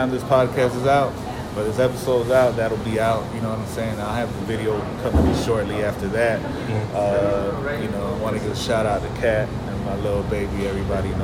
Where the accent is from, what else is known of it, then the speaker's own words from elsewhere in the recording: Miami, Florida, United States; growing up in Miami